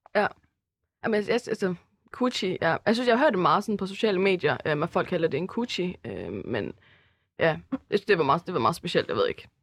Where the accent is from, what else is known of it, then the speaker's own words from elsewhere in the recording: Herning, Central Denmark Region, Denmark; now in Aarhus, Denmark; Så jeg er fra Aarhus af, eller rent faktisk også fra Herning af